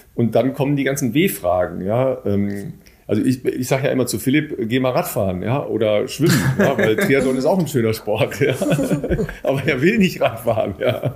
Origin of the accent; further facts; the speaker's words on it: Northern Germany, Germany; für uns Nordlichter